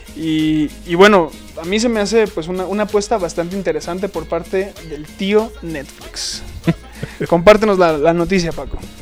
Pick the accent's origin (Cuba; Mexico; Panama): Mexico; los mexicanos también tenemos